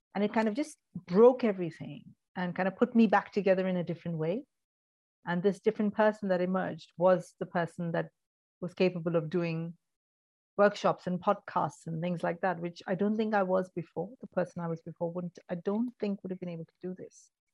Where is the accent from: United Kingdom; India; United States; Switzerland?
India; Mumbai, Maharashtra; moved away; also born or lived in Kerala, India; I grew up in India, in Mumbai, in a very traditional Indian family.